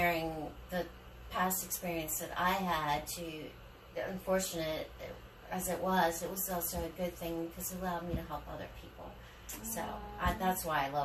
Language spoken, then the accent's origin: English; Frederick, Maryland, United States; moved away as an adult; also born or lived in Ocean City, Maryland; now in Florida, United States; I grew up in Frederick, Maryland, small town like Mayberry